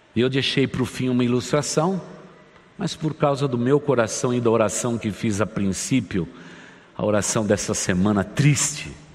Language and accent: Portuguese; Brazil; termos nascido nesse país, o Brasil